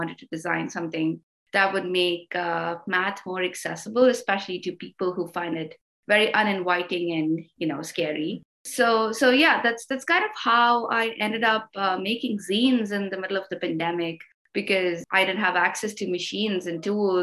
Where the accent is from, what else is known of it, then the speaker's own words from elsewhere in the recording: India; moved away as an adult; now in Brooklyn, New York City, United States; And I did my undergrad back in India. That's where I'm originally from.